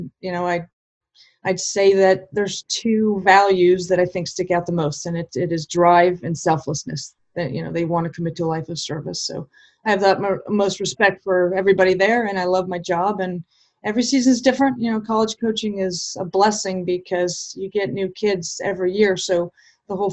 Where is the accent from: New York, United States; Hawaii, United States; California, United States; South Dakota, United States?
California, United States; Southern; moved away; I grew up in Southern California and I grew up playing the sport